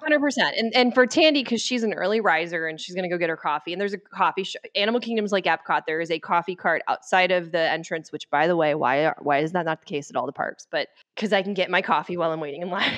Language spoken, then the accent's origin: English; Dallas, Texas, United States; moved away; I'm from Dallas